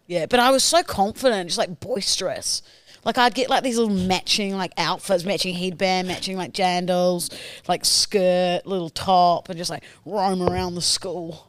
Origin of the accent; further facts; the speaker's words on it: New Zealand; now in Australia; I'm from New Zealand